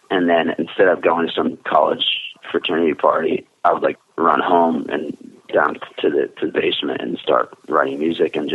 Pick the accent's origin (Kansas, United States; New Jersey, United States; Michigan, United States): New Jersey, United States; Marsh Plains; I just never left. I mean, and Mar- you know, Morris Plains, New Jersey, a small little town, you know, in North Jersey. We're about 45 minutes to an hour from Manhattan.